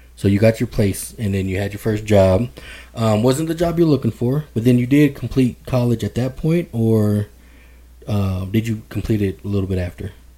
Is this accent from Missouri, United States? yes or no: no; Denver, Colorado, United States; I'm born and raised in Denver, Colorado